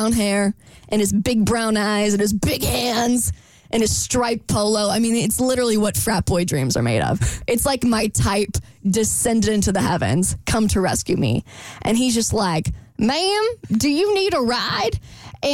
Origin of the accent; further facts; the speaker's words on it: Florida, United States; moved away; I'm from Florida. I'm like half mermaid anyway. I've lived under sea level.